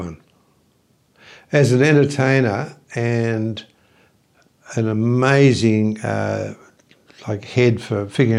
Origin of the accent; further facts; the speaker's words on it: Dubbo, New South Wales, Australia; moved away as an adult; also born or lived in Wollongong / Sydney; I'm from Dubbo, New South Wales, Australia.